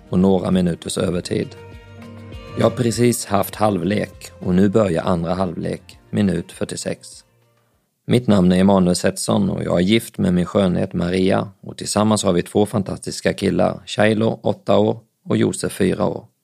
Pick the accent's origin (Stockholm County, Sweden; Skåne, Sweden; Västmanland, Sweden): Skåne, Sweden; Bjärnum; also born or lived in Växjö / Älmhult; Jag föddes på BB i Växjö, när jag bodde i Älmhult i södra Småland. Det var i Älmhult jag lärde mig att gå, men innan jag hade fyllt två år så flyttade vi till Bjärnum i norra Skåne.